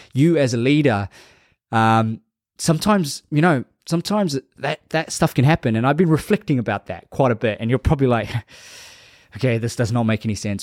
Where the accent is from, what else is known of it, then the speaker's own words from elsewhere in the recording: Labasa, Northern Division, Fiji; moved away; my hometown, Lambasa